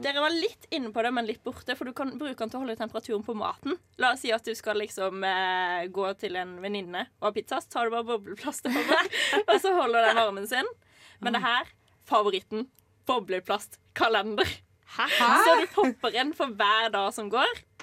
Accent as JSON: {"language": "Norwegian", "country": "Norway", "tie": "born or raised there", "said": "her i Norge, faktisk i hjembyen min"}